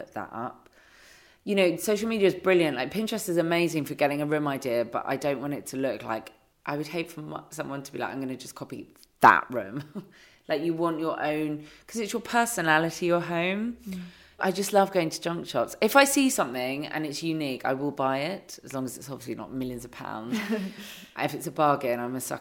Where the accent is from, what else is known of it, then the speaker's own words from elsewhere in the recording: London, United Kingdom; moved away as an adult; now in near Margate, United Kingdom; I am a Londoner